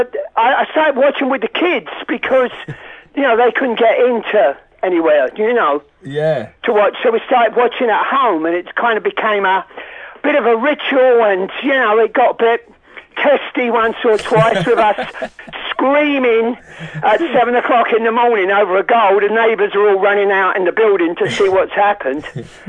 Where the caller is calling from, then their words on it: New York, United States; Yeah, I'm speaking from New York, where I live